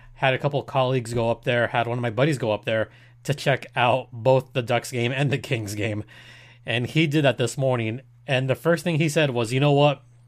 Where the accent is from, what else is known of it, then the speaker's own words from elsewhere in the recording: Mexico; I'm from Mexico. My family's from Michoacan.